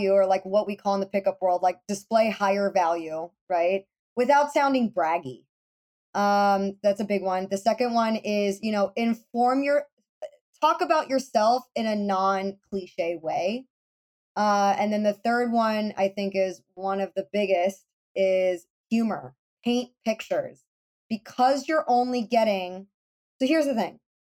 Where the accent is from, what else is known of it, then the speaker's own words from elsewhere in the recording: Florida, United States; I'm from Florida